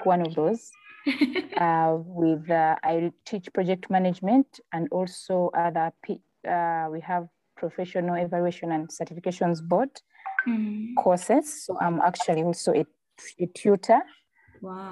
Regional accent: Masaka, Uganda; I come from Masaka

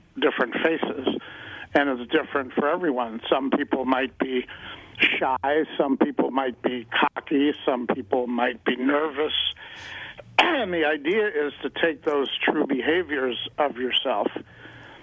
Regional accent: Chicago, Illinois, United States; also born or lived in Denver; now in Los Angeles, United States; originally from Chicago

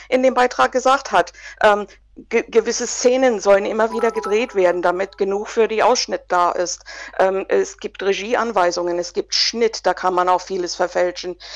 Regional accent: United States; 46 Jahre, ähm, war schon einige Male hier, von daher kennen mich viele. Ich habe meine Kindheit in den USA verbracht.

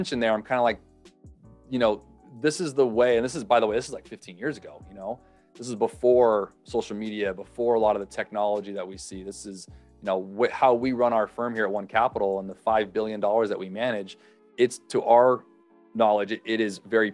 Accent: Los Angeles, California, United States; also born or lived in Hawaii; born and raised North Los Angeles area. So Southern California boy

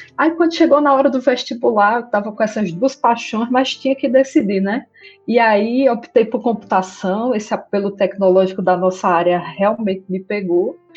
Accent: interior of Paraíba, Brazil; moved away as an adult; now in Amazonas, Brazil; Eu sou do interior da Paraíba e, na ocasião, eu era criança ainda

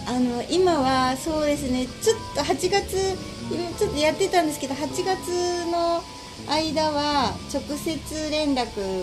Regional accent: Gotō, Nagasaki, Japan; now in Nagasaki, Japan; 私は五島出身なんですけど

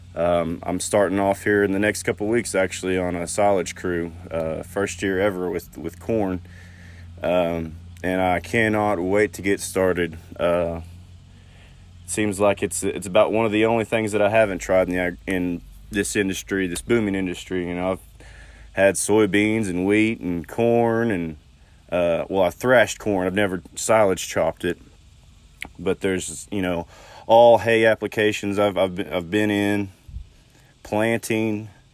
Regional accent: Southwest Oklahoma, United States; now in West Texas, United States; I grew up in a small town in Southwest Oklahoma

